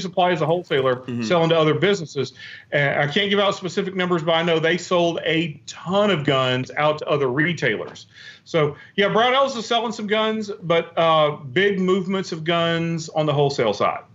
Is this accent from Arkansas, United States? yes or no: yes; Western Arkansas, United States; I grew up in Western Arkansas